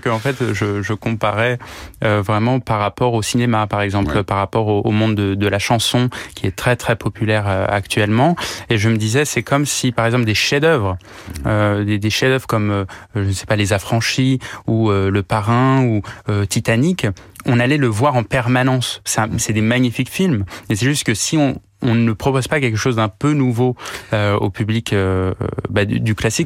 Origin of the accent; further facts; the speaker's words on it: Paris, Île-de-France, France; je suis né à Paris euh, de parents flûtistes